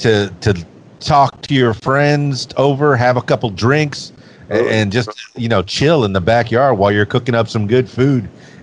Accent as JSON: {"language": "English", "region": "Florida", "country": "United States", "tie": "born or raised there", "said": "And then the reggae, as I'm growing up in the Florida Keys, yeah, definitely have a feel."}